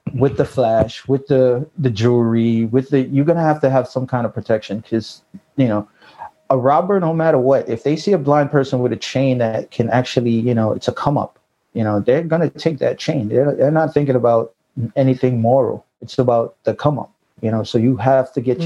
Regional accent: New York, United States; I grew up in New York

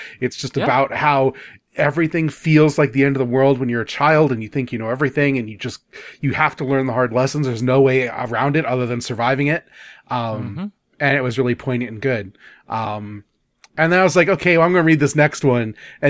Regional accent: Midwest, United States; I'm a Midwesterner. I eat my teas, so it's Atawan.

